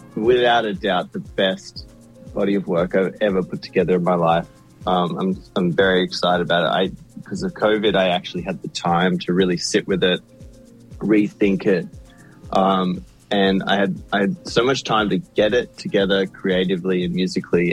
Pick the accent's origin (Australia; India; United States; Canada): Australia; Sydney, New South Wales; my hometown in Sydney where I grew up